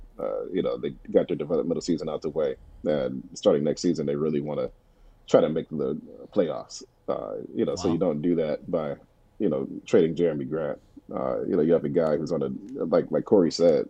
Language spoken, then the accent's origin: English; Detroit, Michigan, United States; somebody who was born and raised in Detroit, you know, grew up watching the Pistons